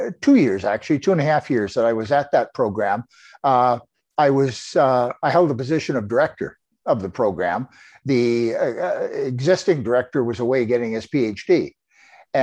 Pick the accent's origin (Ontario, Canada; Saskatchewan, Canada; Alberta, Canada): Saskatchewan, Canada; Regina; moved away as an adult; I grew up in Regina, Saskatchewan. I lived there until my mid-20s.